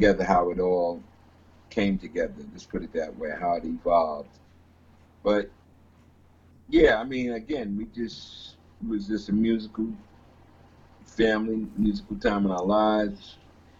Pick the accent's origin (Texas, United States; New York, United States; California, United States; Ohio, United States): New York, United States; Greenburgh; We grew up in a small town called Greenberg, New York, which is a township of White Plains.